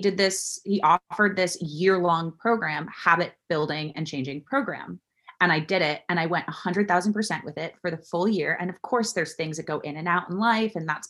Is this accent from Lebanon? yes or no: no; Florida, United States; South Florida.